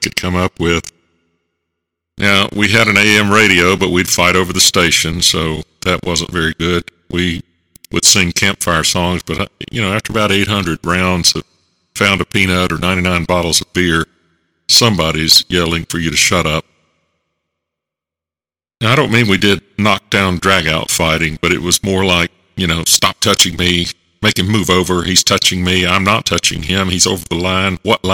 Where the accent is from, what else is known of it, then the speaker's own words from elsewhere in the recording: Concord, North Carolina, United States; I was born in Concord, North Carolina, in the Piedmont region of western North Carolina